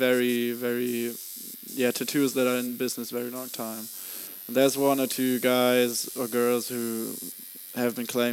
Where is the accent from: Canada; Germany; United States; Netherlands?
Germany; But I'm from Germany